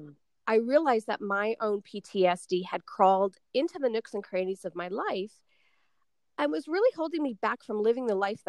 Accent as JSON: {"language": "English", "region": "New York", "country": "United States", "said": "I'm from New York"}